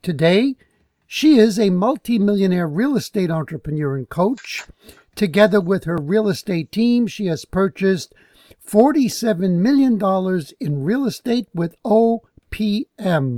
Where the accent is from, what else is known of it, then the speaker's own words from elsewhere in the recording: New York City, New York, United States; I was born in New York City, where it's warmer